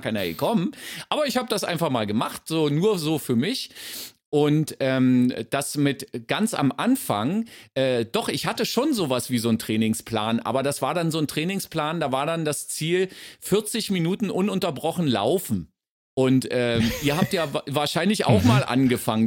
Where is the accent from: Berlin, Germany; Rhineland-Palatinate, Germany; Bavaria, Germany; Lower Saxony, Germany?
Berlin, Germany